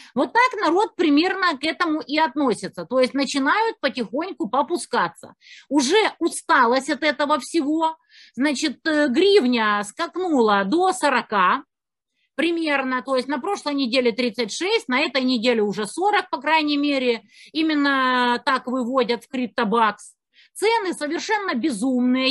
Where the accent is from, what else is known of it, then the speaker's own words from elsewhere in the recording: Kerch, Crimea, Ukraine; moved away; also born or lived in Kyiv; я из Керчи